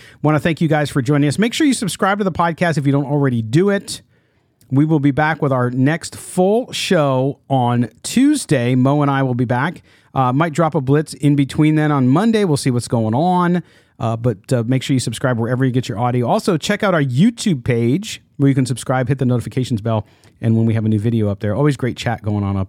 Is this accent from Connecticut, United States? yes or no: no; California, United States; my family got to California when we grew up in California.